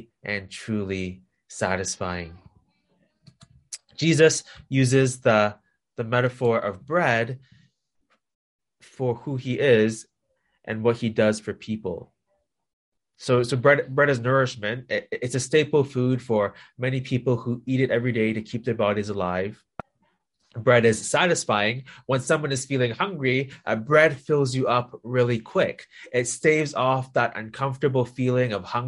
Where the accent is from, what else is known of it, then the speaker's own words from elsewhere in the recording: Toronto, Ontario, Canada; moved away as an adult; now in Hong Kong; I was born and raised in Toronto, in Canada